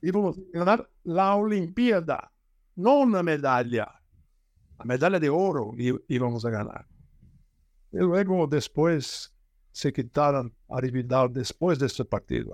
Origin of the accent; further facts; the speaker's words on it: Brazil; Spanish is a second language; Yo soy brasileño